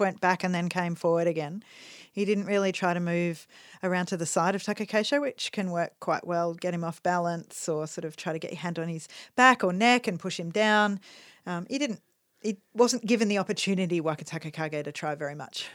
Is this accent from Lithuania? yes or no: no; Australia